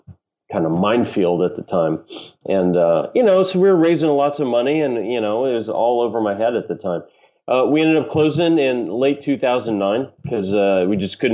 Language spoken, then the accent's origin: English; Kentucky, United States; also born or lived in Milwaukee, Wisconsin; I was born in Milwaukee. {S1} Okay. {S3} Raised in Kentucky.